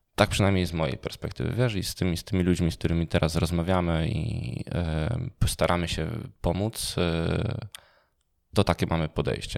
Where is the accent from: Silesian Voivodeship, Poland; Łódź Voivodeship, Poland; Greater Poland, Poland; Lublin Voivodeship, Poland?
Silesian Voivodeship, Poland; Częstochowa; ja jestem z Częstochowy